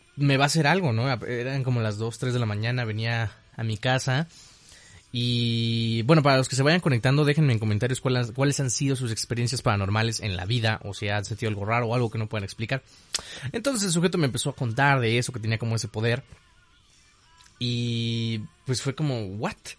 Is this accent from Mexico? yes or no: yes; Mexico; yo soy mexicano